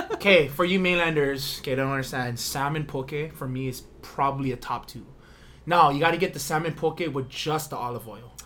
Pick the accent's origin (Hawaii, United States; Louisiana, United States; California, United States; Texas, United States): Hawaii, United States; Big Island; I'm from Big Island.